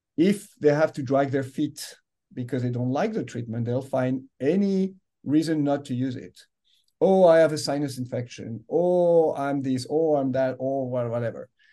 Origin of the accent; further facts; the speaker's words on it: France; English is a second language; moved away as an adult; I grew up in France. You can yeah. you know, you can uh, hear the accent here